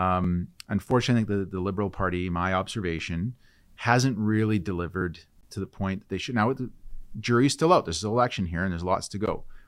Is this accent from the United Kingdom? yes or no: no; British Columbia, Canada; So we as British Columbians